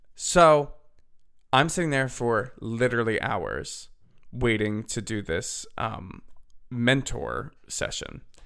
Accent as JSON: {"language": "English", "area": "Bucks County", "region": "Pennsylvania", "country": "United States", "tie": "born or raised there", "moved": "as an adult", "lives_now": "Nashville, United States", "said": "I'm from Bucks County, P A, and I now live in Nashville, Tennessee"}